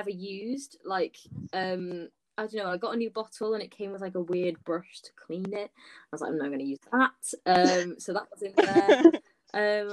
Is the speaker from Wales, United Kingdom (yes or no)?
yes; Wales, United Kingdom; as a Welsh gal